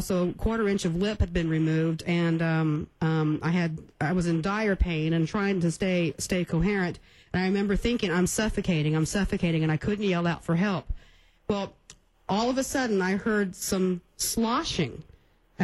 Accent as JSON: {"language": "English", "town": "Karnes City", "region": "Texas", "country": "United States", "tie": "born or raised there", "said": "Carn City, Texas, my hometown"}